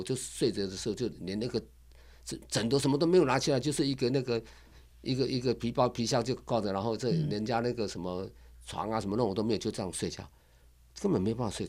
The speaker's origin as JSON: {"language": "Chinese", "region": "Keelung", "country": "Taiwan", "tie": "born or raised there", "also_born_or_lived": "Taichung", "lives_now": "Ruifang, Taiwan", "said": "其实我是在基隆的啦，我是基隆长大的"}